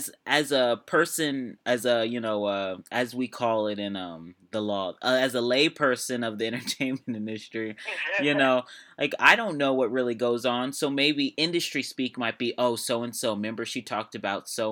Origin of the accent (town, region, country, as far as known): United States